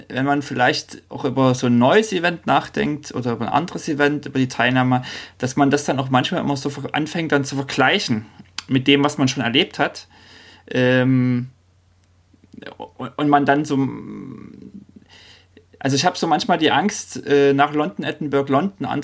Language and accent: German; East Germany, Germany; now in Norway; Ich komme ja nun aus dem Osten und überlege so, Mensch, ähm, und wohne in Norwegen